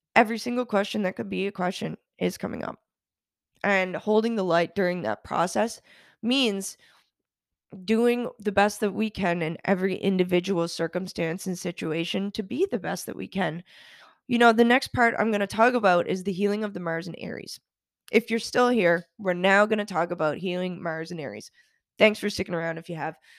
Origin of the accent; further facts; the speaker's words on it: Canada; now in United States; Being Canadian and also doing a lot of work in Europe